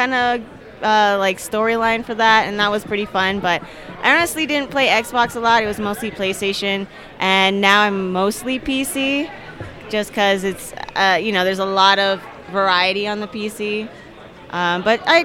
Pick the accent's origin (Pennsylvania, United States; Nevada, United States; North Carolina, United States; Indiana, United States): Nevada, United States; Las Vegas; moved away as an adult; now in Aurora, United States; I'm originally from Las Vegas. I just moved here 2 years ago.